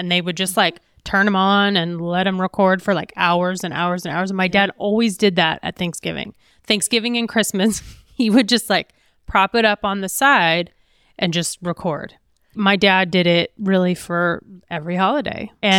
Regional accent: Midwest, United States; moved away; It was a great place to grow up.

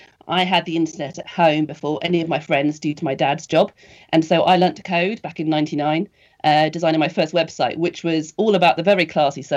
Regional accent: United Kingdom; accent: posh British

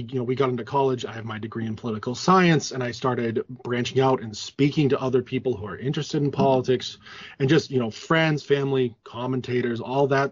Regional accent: Massachusetts, United States; we both of us grew up in blue states, heavily blue states. I'm from Massachusetts

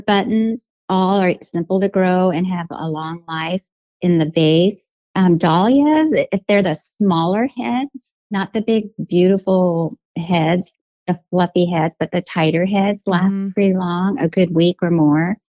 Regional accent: Albuquerque, New Mexico, United States; moved away as an adult; now in Portland, United States; I'm from Albuquerque, New Mexico, born and raised

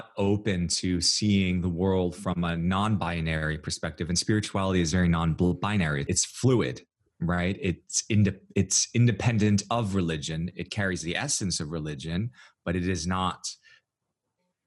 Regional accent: United States; I'm Chinese American

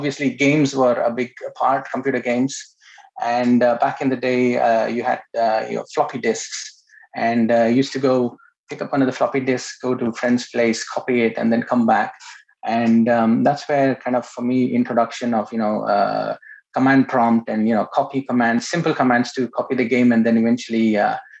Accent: Bangalore, Karnataka, India; I was born in India, in Bangalore.

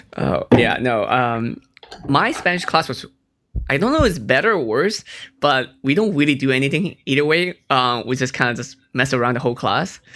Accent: Hong Kong; I was born in Hong Kong

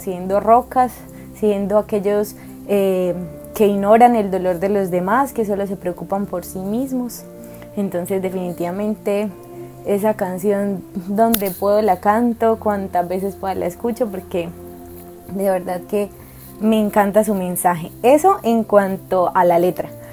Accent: Barranquilla, Atlántico, Colombia; soy de Barranquilla, una ciudad de Colombia muy alegre

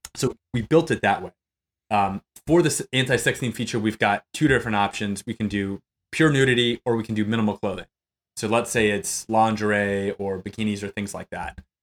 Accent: New Mexico, United States; now in Austin, United States; I'm originally from New Mexico

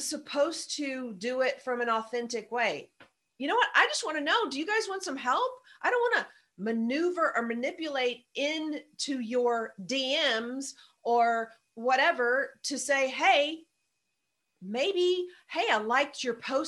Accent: the South, United States; I'm from the South

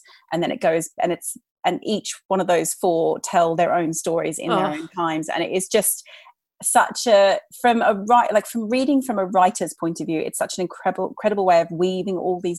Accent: Australia; moved away; as an Australian

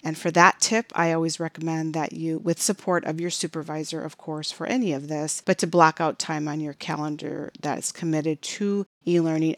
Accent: Chicago, Illinois, United States; now in Phoenix area, United States; I was born and raised in Chicago

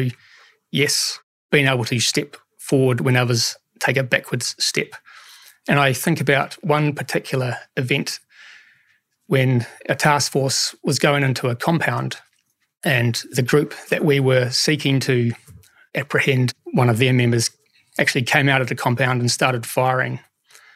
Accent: New Zealand

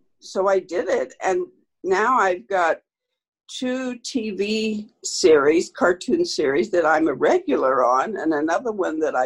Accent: Southern Illinois, United States; Southern Illinois, which is about as far from Chicago as you can get in every respect. Yes. But I was born in Illinois

